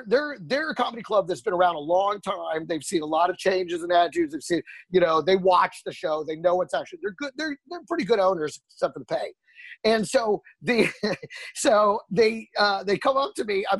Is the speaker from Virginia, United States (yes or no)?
no; Greenville, Texas, United States; When I was a kid, growing up in Texas, I lived in a small town outside of Dallas called Greenville, Texas